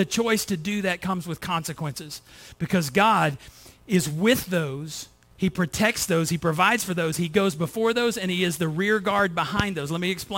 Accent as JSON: {"language": "English", "country": "United States", "said": "I'm from the United States"}